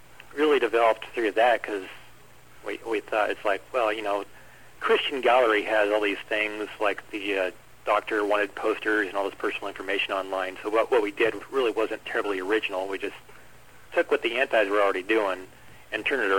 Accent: Fairbanks, Alaska, United States; now in Wichita, United States; I'm from Fairbanks, Alaska

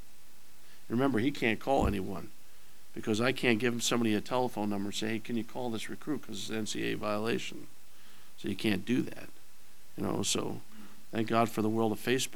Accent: New Jersey, United States; moved away as an adult; now in Lawrence, United States; I grew up in New Jersey

